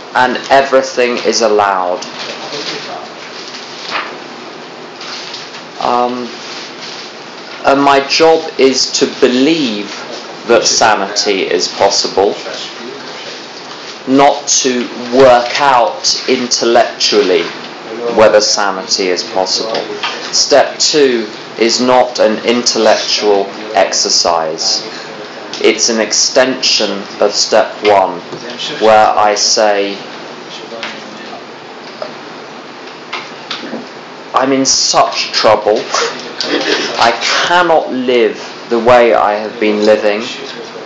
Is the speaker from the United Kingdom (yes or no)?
yes; England, United Kingdom; I'm from England